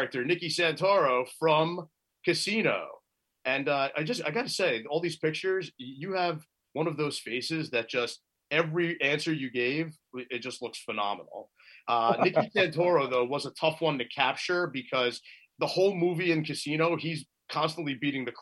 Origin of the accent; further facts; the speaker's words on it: Los Angeles, California, United States; I was born in the San Fernando Valley.